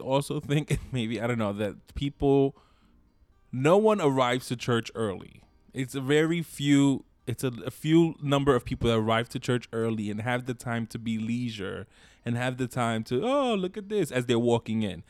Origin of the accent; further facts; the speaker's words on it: New York City, New York, United States; I grew up in East New York, Brooklyn